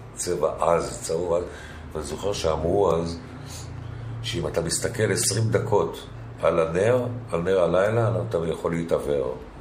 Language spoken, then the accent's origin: Hebrew; Tel Aviv, Tel Aviv District, Israel; נולדתי בו